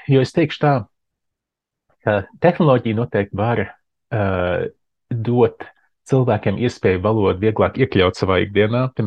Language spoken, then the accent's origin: Latvian; Arizona, United States; moved away; also born or lived in Latvia; uzaugot Arizonā, ar Amerikas Savienoto Valstu, tā kā Dienvidrietumos.